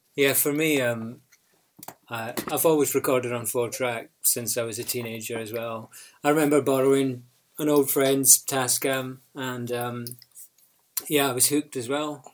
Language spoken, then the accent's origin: English; Orkney, Scotland, United Kingdom; moved away; also born or lived in Glasgow; I'm from Orkney in Scotland, and I spent a bit of time in Glasgow